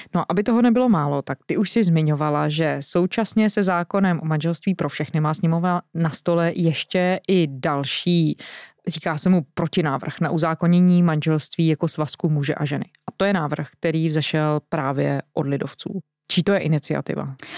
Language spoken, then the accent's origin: Czech; South Bohemian Region, Czechia; Já jsem z Jihočeského kraje, to je mimochodem zemědělský kraj, prostě u nás na jihu Čech